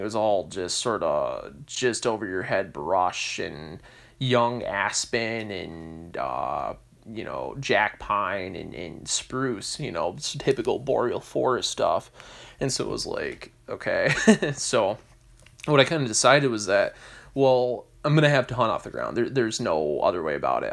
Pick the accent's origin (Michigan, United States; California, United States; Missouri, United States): Michigan, United States; I'm American, as I said before, I'm from Michigan